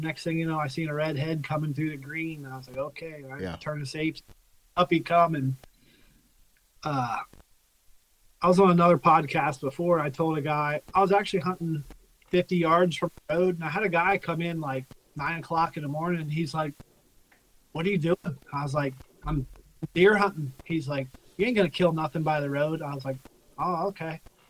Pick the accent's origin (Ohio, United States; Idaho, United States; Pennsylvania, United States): Pennsylvania, United States; I mean, I grew up southern PA near the Maryland line hunting, like, big woods